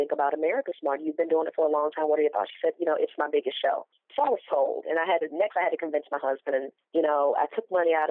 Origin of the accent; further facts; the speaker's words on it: Mobile, Alabama, United States; I'm originally from Mobile, Alabama, a small city, but a place where food plays a big part